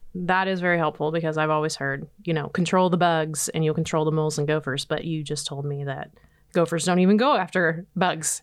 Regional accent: Nebraska, United States; moved away; I grew up in Nebraska

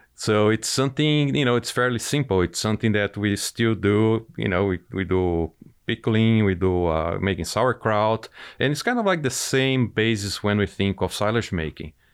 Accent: Brazil; moved away as an adult; now in United States; I'm originally from Brazil. I grew up on a dairy operation

